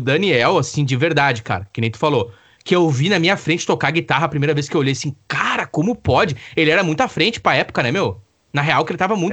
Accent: Campo Bom, Rio Grande do Sul, Brazil; also born or lived in Araricá; Eu nasci em Campo Bom, e então eu venho morar em Araricá, isso aí é ano 99, acredito, 2000

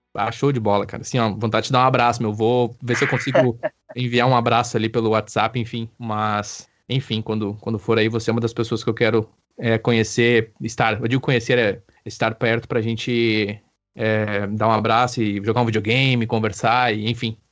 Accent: Campo Bom, Rio Grande do Sul, Brazil; moved away; eu amo Campo Bom, né? É o local onde eu nasci e me desenvolvi.

